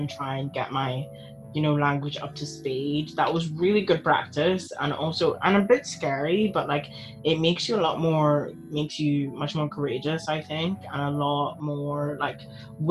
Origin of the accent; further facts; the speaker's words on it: Belfast, Northern Ireland, United Kingdom; also born or lived in Ghana / England; I moved to Belfast like completely, I actually, like, my parents were already here and I came from Ghana on my own